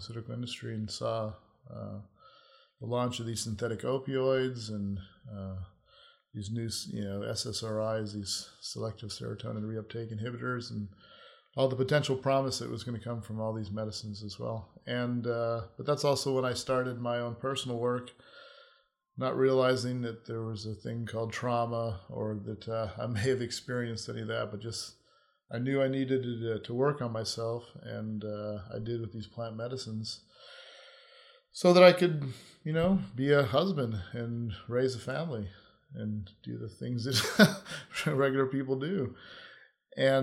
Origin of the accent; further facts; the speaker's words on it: Hawaii, United States; moved away as an adult; I grew up in Hawaii, which was a beautiful place to grow up